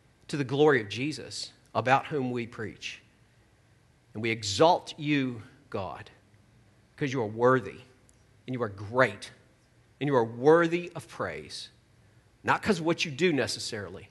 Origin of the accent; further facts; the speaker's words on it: Virginia, United States; I live in Charlottesville, Virginia